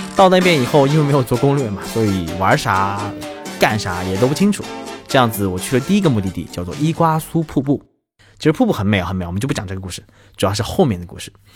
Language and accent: Chinese; China; 我就回他，China